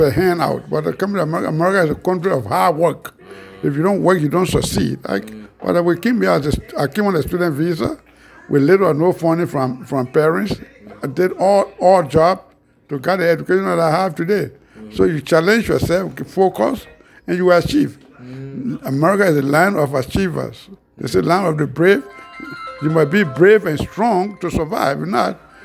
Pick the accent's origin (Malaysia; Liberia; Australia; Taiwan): Liberia; Bapa, Nimba County; moved away as an adult; also born or lived in United States; I was born somewhere around 1947 Bapa Nimba County, Yami Administrative District